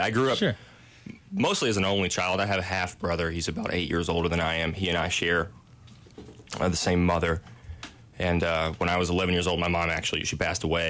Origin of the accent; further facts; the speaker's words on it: Somerset, Kentucky, United States; I'm from Somerset, Kentucky. It's about an hour up the road, 30 minutes north, 30 minutes west, something like that. Much bigger town than Williamsburg, Kentucky, that's for sure. I think Somerset and surrounding counties, about 100,000 people total, graduated from Pulaski County High School